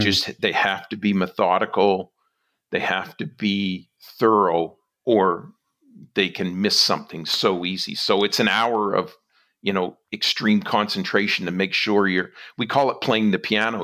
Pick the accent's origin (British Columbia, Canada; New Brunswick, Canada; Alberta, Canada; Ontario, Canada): New Brunswick, Canada; moved away as an adult; now in West Coast, Canada; I'm from New Brunswick